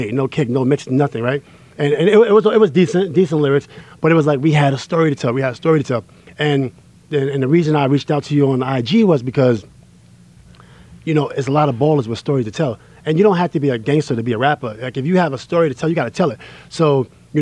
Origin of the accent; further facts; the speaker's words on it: New York City, New York, United States; cousin Aaron, lives on the third floor on 12th Street. That's where I grew up playing ball